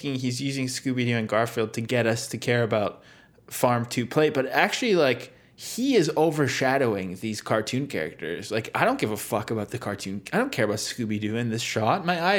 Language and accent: English; Canada; as a Canadian do I feel proud to share a nation with him